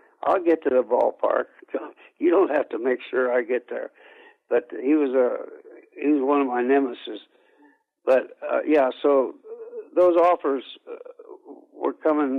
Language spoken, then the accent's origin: English; Anderson, Indiana, United States; I did stay right here in my hometown of Anderson, Indiana.